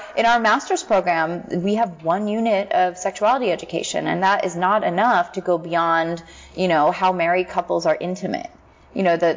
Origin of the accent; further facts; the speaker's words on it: Philadelphia, Pennsylvania, United States; moved away; in Philadelphia. Yeah. My hometown.